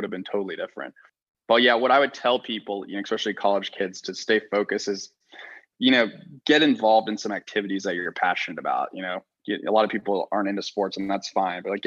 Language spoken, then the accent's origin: English; Texas, United States; I grew up in Texas